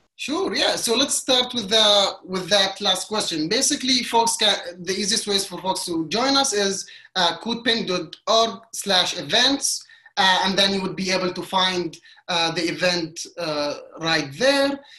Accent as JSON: {"language": "English", "country": "Qatar", "tie": "born or raised there", "moved": "as an adult", "lives_now": "New York City, United States", "said": "I was born and raised in Qatar for Egyptian parents"}